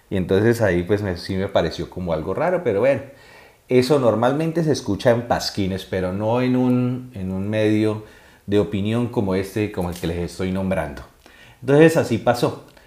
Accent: Cúcuta, Norte de Santander, Colombia; moved away as an adult; now in Spain; el norte de Santander, Cúcuta, pues me interesa. Y todo lo que salga en redes, eh, lo que salga en noticiarios, lo que salga en, en cualquier medio que sea de esta zona del país, pues porque es, mi, es de donde yo soy

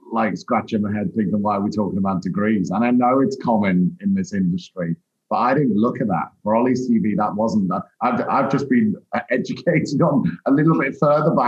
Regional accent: Liverpool, North West England, United Kingdom; moved away as an adult; also born or lived in London; I trained up in Merseyside, where I grew up in the Northwest

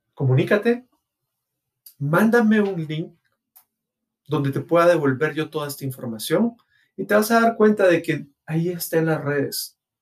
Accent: Guatemala; mi país, Guatemala

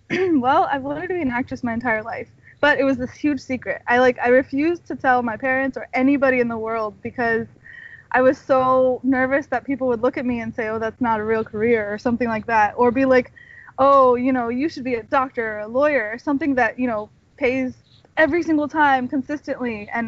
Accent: California, United States; also born or lived in Washington / Texas / Florida / New York; No, I'm from California. I was born here, and then actually I moved. I lived in Washington State. I lived in Texas. I lived in Florida, and I lived in New York. But I came back because I love California.

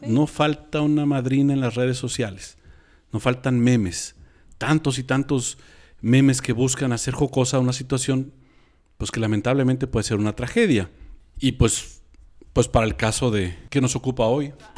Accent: Mexico; nosotros como mexicanos

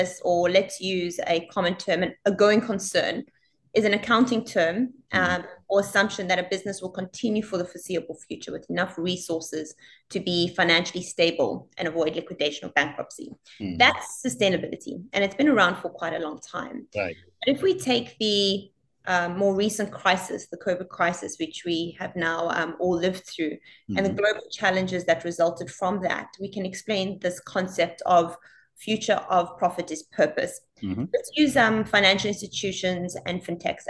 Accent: South Africa; also born or lived in Italy / Australia; now in Singapore; I grew up in South Africa

